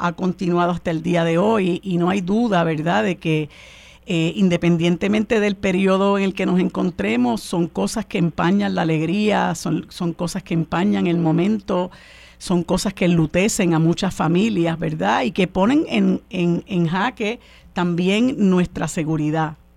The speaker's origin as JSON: {"language": "Spanish", "country": "Puerto Rico", "said": "nosotros los puertorriqueños y puertorriqueñas"}